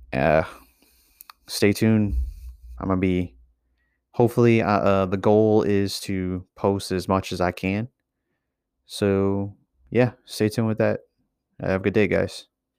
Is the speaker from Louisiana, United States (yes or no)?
yes; Louisiana, United States; I'm from Louisiana